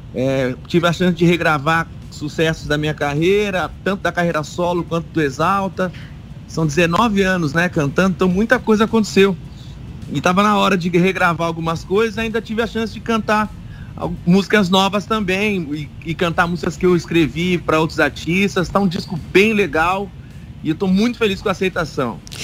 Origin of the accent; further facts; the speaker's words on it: Ponta Porã, Mato Grosso do Sul, Brazil; moved away; also born or lived in Presidente Prudente, São Paulo; eu nasci aí do ladinho